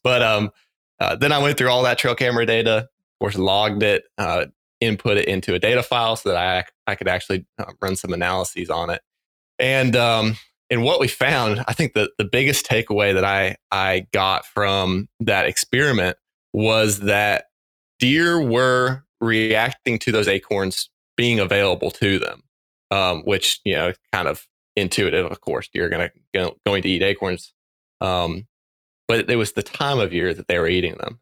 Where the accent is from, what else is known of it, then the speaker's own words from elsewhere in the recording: North Carolina, United States; moved away as an adult; also born or lived in Mississippi / Indiana; growing up in North Carolina